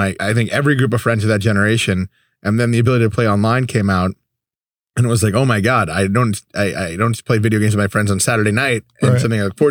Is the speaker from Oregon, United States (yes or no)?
no; Connecticut, United States; now in Dallas, United States; when I grew up in Connecticut, barbecue was like ribs, and it wasn't Texas barbecue. I can't even say it was barbecue now that I'm in Dallas